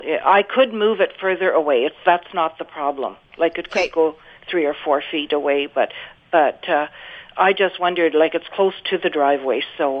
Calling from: Winnipeg, Manitoba, Canada; Yeah, I'm calling from Winnipeg.

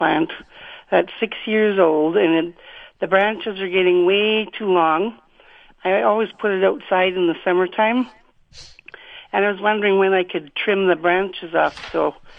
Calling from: Alonsa, Manitoba, Canada; I'm calling from Alonza.

